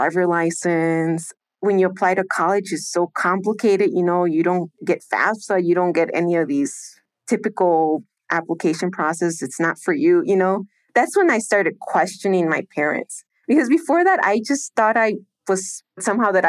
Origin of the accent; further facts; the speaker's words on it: Chicago, Illinois, United States; English is a second language; moved away as an adult; now in Mexico; We grew up in Rogers Park, Edgewater area, the north side of Chicago